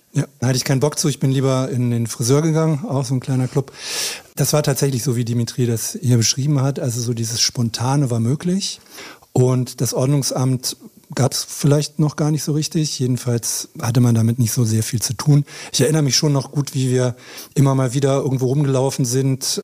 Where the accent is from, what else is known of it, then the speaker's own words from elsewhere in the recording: Berlin, Germany; ich bin ja auch Berliner